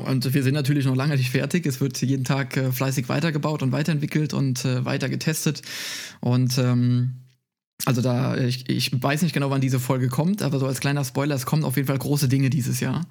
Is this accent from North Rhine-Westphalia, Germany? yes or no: no; Moselle area near Koblenz, Rhineland-Palatinate, Germany; moved away as an adult; now in Munich, Germany; ich komme aus, äh, aus, aus Rheinland-Pfalz von der Mosel, äh, also nicht so weit weg von, äh, von Koblenz